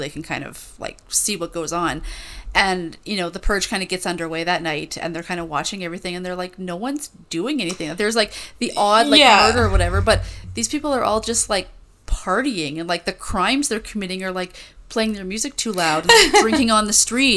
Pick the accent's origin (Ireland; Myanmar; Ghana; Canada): Canada; as a Canadian